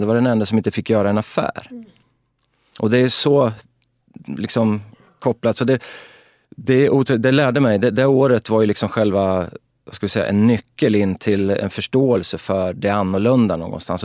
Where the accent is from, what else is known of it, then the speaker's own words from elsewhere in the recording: Örebro, Örebro County, Sweden; vi växte upp på Väster i Örebro